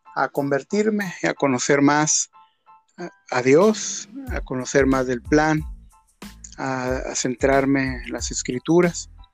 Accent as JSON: {"language": "Spanish", "town": "Mazatlán", "region": "Sinaloa", "country": "Mexico", "tie": "born or raised there", "said": "yo soy de Mazatlán, Sinaloa yo vivía ya pues mis primeros 20, casi 21 años"}